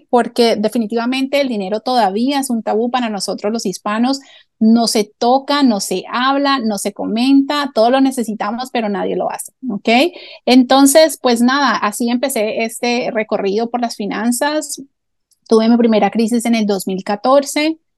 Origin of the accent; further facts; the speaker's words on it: Colombia; now in United States; soy colombiana, ¿ok? … Eh, y bueno, ya llevo más de 26 años viviendo aquí en Estados Unidos